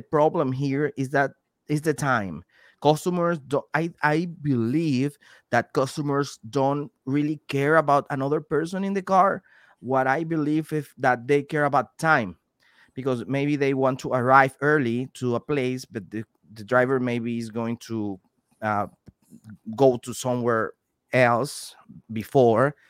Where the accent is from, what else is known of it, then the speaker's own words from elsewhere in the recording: Venezuela; moved away; also born or lived in Panama; I'm from Venezuela, and I spent three years and a half living in Panama